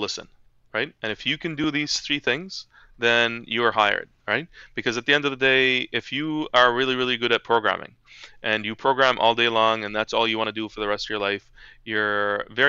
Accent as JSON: {"language": "English", "town": "Halifax", "region": "Nova Scotia", "country": "Canada", "tie": "born or raised there", "second_language": "English", "said": "when I came to Halifax as a young boy, I was bullied."}